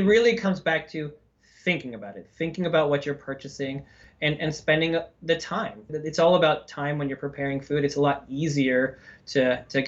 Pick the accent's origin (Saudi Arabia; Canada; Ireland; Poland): Canada; now in United States; I'm from Canada